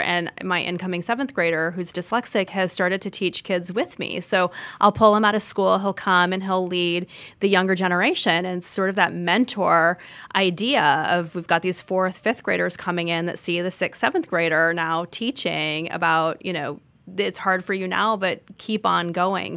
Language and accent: English; Orange County, California, United States; moved away; I grew up in Orange County, California